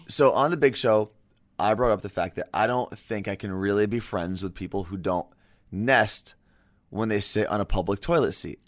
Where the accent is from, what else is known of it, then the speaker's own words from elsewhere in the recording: New York area, United States; moved away; I'm from the New York area